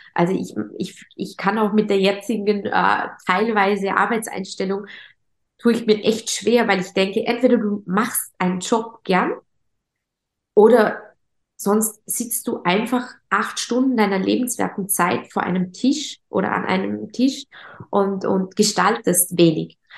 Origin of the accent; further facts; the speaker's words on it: Vorarlberg, Austria; accent: Vorarlberg dialect; Wie man an meinem Dialekt hört und immer hören wird, bin ich äh, eine, eine Vorarlbergerin, eine stolze Vorarlbergerin